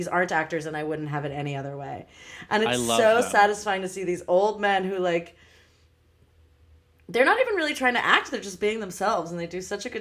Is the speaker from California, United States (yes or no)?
yes; Los Angeles, California, United States; also born or lived in Bay Area; I am from Los Angeles